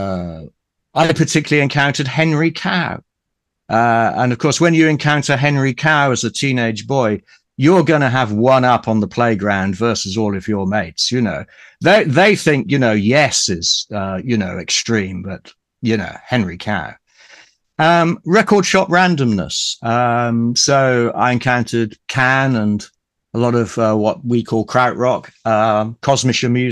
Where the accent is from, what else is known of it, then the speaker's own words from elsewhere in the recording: Ipswich, East of England, United Kingdom; I was brought up in Ipswich in Suffolk